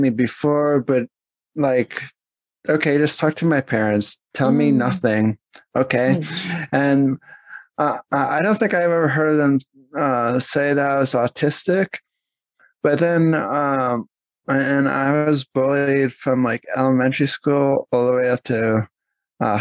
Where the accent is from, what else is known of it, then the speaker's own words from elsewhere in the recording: Pennsylvania, United States; also born or lived in New Jersey; I was born in New Jersey, but technically I grew up in Pennsylvania because I've been there the longest